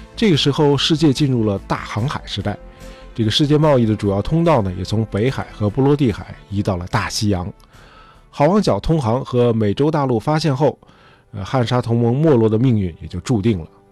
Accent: China; 我们中国人

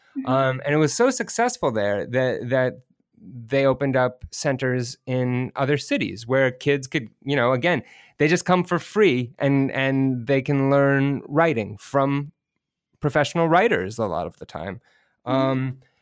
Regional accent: Bay Area, California, United States; also born or lived in rural farming community, California; I grew up, I moved up to the Bay Area, which is, you know, around San Francisco

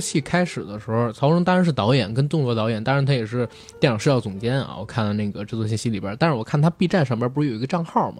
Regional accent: Beijing, China; 作为一个北京人

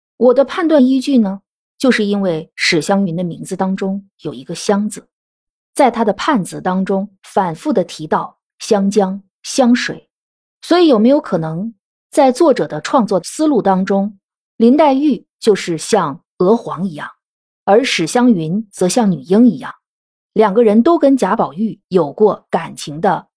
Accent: China; 我们中国人

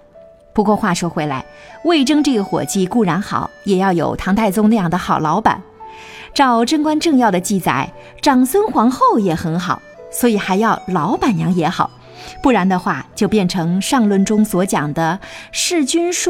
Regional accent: China; 我们中国人过去读书，老实说不为别人求学问，而现在一般人求学问，的确是为别人求学问。

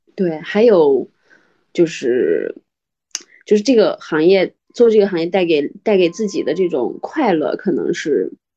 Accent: northern China, China; now in Xi'an, China; 因为我是北方人嘛，我就特别想去南方

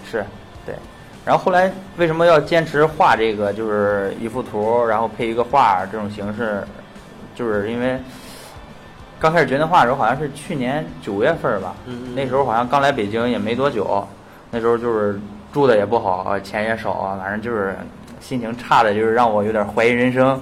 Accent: Shandong, China; accent: Shandong; 我那个山东话的口音可能比较重

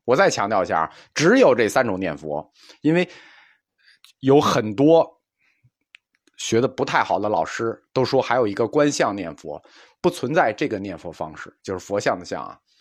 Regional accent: China; 因为我们中国人相信是一分耕耘一分收获

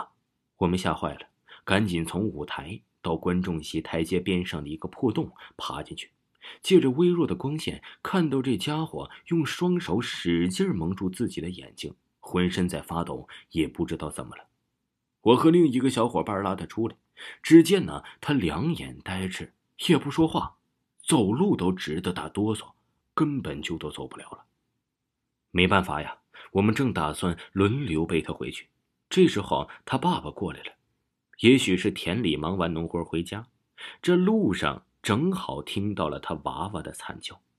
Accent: Pucheng, Fujian, China; 于是我奶奶把我接到老家。我老家呀，在蒲城县中信镇油凤村，这个是个四面环山的小山村，村里只有一条青石板铺成的小街巷。

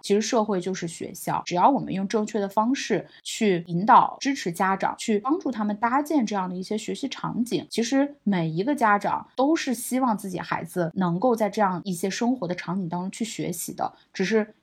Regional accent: China; moved away; also born or lived in New York; 后面我回国之后呢，我是一八年回国的嘛

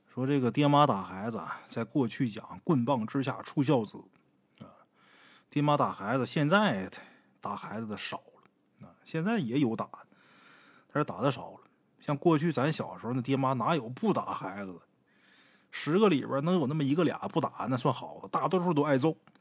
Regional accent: Northeast China, China; 我们东北这边都不凉快

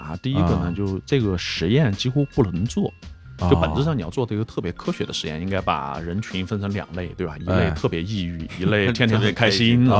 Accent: Sichuan, China; moved away; also born or lived in United States; 我们四川人

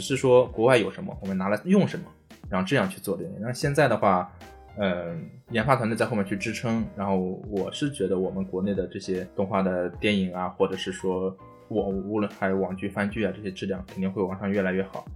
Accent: China; 我们中国人

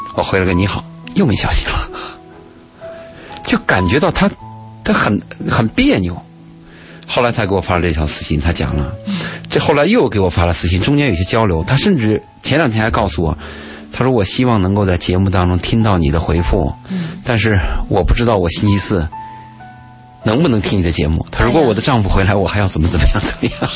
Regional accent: Gansu, China; moved away; 我在甘肃的时候

